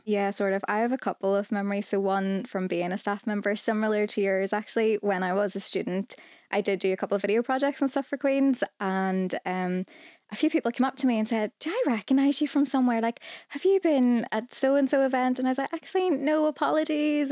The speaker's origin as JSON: {"language": "English", "region": "Northern Ireland", "country": "United Kingdom", "said": "I'm from Northern Ireland"}